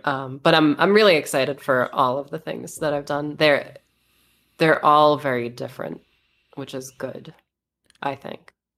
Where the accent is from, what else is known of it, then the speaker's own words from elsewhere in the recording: United States; now in Las Vegas, United States; I am American. I live in Vegas.